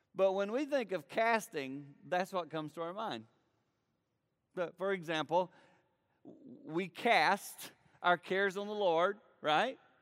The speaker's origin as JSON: {"language": "English", "area": "foothills of the Blue Ridge Mountains", "region": "the Carolinas", "country": "United States", "tie": "born or raised there", "said": "I grew up in the Carolinas, in the foothills of the Blue Ridge Mountains."}